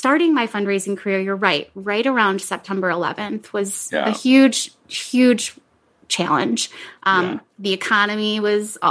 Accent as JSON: {"language": "English", "town": "Rochester", "region": "New York", "country": "United States", "tie": "born or raised there", "said": "I was born and raised in Rochester, New York."}